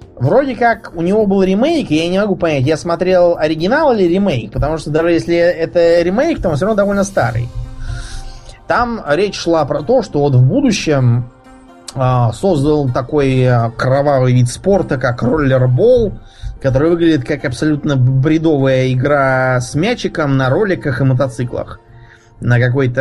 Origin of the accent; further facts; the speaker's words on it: Moscow, Russia; из Москвы